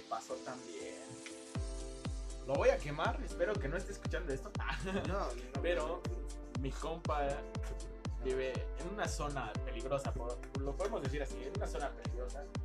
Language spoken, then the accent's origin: Spanish; Mexico City, Mexico